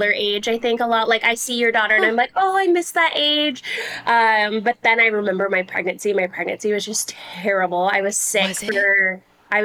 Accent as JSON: {"language": "English", "town": "Rancho Cucamonga", "region": "California", "country": "United States", "tie": "born or raised there", "also_born_or_lived": "Newport Beach, California", "moved": "as an adult", "lives_now": "Arizona, United States", "said": "I'm from Rancho Cucamonga"}